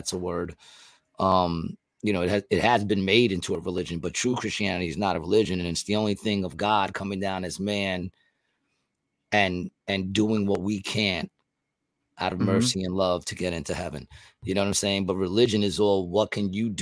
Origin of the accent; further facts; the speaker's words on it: United States; I love being an American